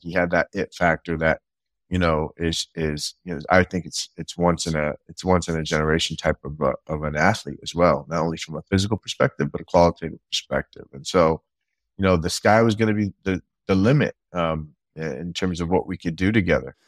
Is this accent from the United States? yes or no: yes; California, United States; I was from Cali